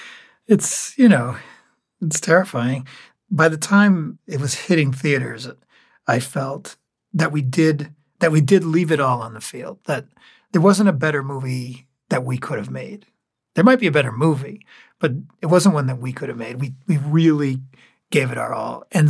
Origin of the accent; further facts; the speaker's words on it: New England, United States; I grew up in towns in New England that had little amusement parks.